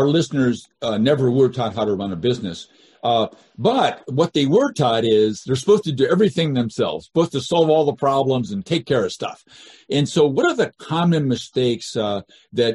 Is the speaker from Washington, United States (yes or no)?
yes; Seattle, Washington, United States; I grew up in Seattle